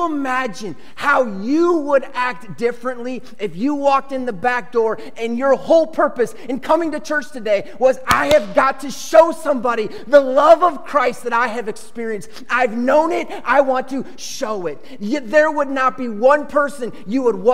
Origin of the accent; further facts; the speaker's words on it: Chicago, Illinois, United States; I grew up in Chicago where there are two baseball teams, Cubs and White Sox.